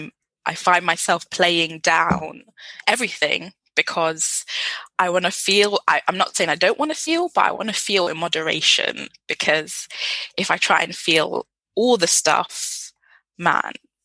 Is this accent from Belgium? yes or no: no; United Kingdom; being British Nigerian